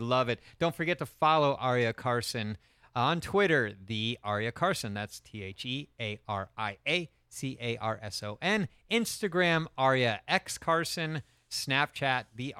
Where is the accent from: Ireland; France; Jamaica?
Ireland; I am Irish.